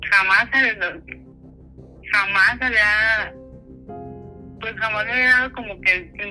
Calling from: Guadalajara, Jalisco, Mexico; les hablo de Guadalajara.

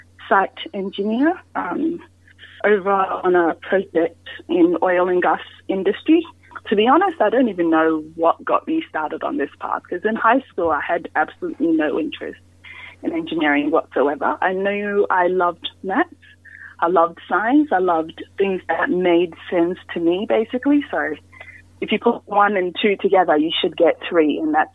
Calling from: Miles, Queensland, Australia; So today I'm coming in from Miles, Queensland, which is about maybe 3 hours drive out of Toowoomba.

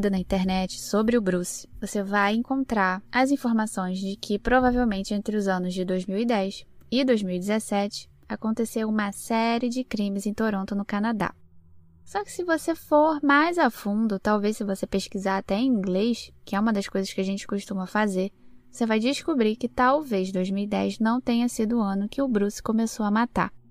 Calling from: Palmas, Tocantins, Brazil; eu sou aqui do Tocantins, Palmas Tocantins

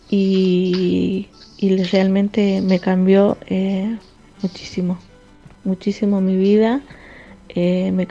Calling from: Salta, Argentina; eh, de Salta Capital

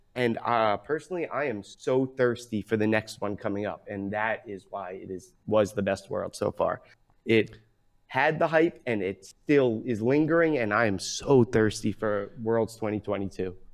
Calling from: Pleasantville, New York, United States; I'm calling from Pleasantville, New York, New York, the suburbs of New York City

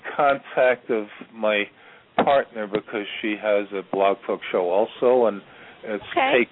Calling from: Virginia, United States; I'm calling from Virginia.

